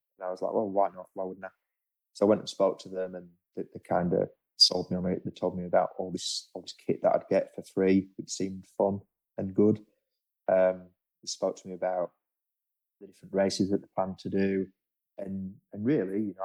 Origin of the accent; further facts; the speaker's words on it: England, United Kingdom; now in Australia; being an Englishman